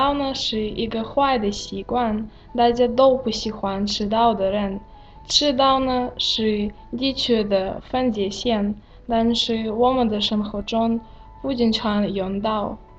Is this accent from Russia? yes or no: yes; Siberia, Russia; Chinese is a second language; now in China; 来自俄罗斯西伯利亚。我已经学习汉语一年多了，还有非常喜欢住在中国。